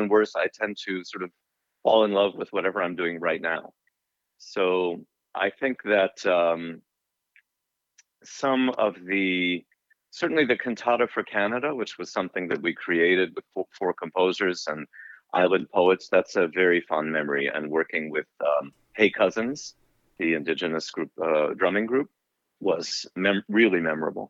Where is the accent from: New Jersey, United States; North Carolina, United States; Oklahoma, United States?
New Jersey, United States; Englewood; I grew up in Englewood, New Jersey.